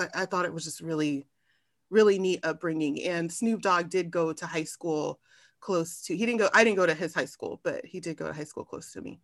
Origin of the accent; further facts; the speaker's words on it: Long Beach, California, United States; also born or lived in Arizona; I grew up in Long Beach, California.